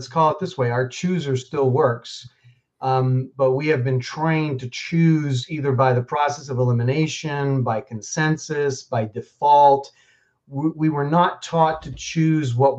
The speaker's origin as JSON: {"language": "English", "town": "New York City", "region": "New York", "country": "United States", "tie": "born or raised there", "also_born_or_lived": "Boulder, Colorado", "moved": "as an adult", "said": "I grew up pretty middle class in New York City. I grew up in Queens"}